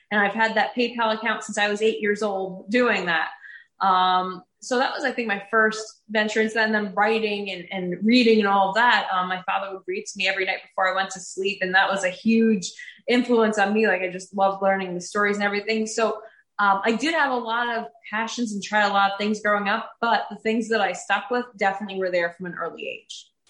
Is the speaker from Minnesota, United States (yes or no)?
no; Woodbridge, New Jersey, United States; now in Morganville, United States; So I am in the sixth generation of my family to be born and raised in New Jersey. I grew up in Woodbridge, which is the oldest town in New Jersey